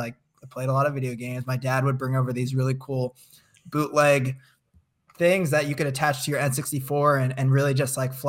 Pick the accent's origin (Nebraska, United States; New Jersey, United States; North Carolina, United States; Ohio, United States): New Jersey, United States; People think I'm from California, so it's hard to pinpoint if I came from New Jersey. But I did come from New Jersey.